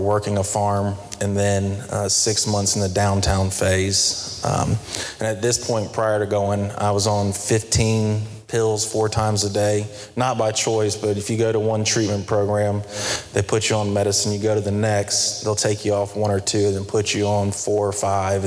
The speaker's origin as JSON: {"language": "English", "town": "Charlotte", "region": "North Carolina", "country": "United States", "tie": "born or raised there", "said": "I'm from Myers Park area, went to Covenant Day"}